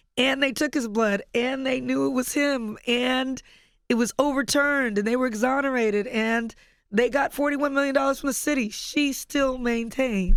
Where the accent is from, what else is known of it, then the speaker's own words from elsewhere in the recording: Compton, California, United States; I grew up in Compton